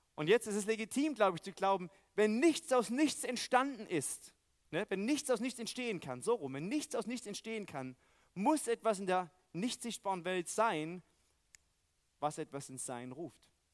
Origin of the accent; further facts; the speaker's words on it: East Germany, Germany; moved away; Weil ich aus dem Osten komme